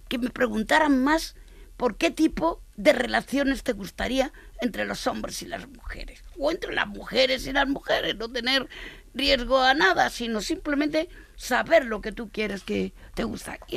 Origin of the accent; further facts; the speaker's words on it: Barcelona, Catalonia, Spain; Y mira que vengo de Barcelona, pues yo también le daría un zasca a alguno de esos